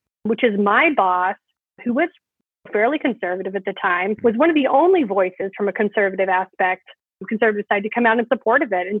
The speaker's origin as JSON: {"language": "English", "town": "Fresno", "region": "California", "country": "United States", "tie": "born or raised there", "said": "in my hometown"}